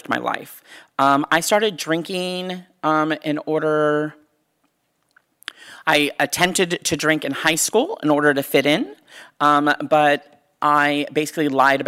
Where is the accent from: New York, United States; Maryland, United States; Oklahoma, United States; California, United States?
California, United States; the Bay Area; I grew up here in the Bay Area